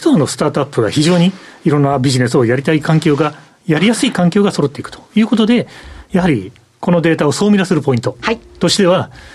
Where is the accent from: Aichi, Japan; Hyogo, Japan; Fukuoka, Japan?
Aichi, Japan; Nagoya; 私の生まれ故郷の名古屋